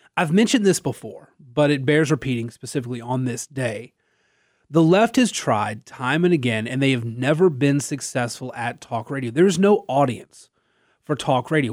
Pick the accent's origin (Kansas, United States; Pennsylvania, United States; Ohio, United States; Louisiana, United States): Louisiana, United States; Natchitoches; I was born and raised in Natchitoches